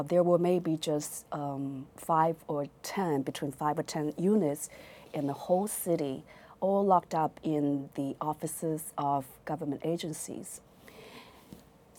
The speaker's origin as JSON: {"language": "English", "town": "Fuzhou", "region": "Fujian", "country": "China", "tie": "born or raised there", "also_born_or_lived": "Beijing", "second_language": "English", "moved": "as an adult", "lives_now": "United States", "said": "I was born in Fuzhou, Fujian province, China"}